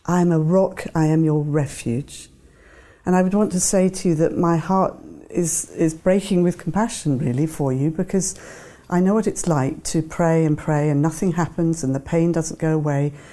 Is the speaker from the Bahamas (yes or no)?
no; Devon, South West England, United Kingdom; when I was a child growing up in Devon